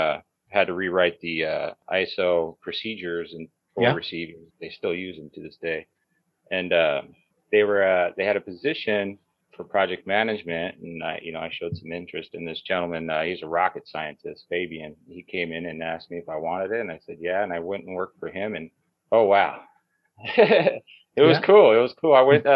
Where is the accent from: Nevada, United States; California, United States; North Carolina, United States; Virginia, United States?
Nevada, United States; Las Vegas; I grew up here in Las Vegas, started working real young on the Strip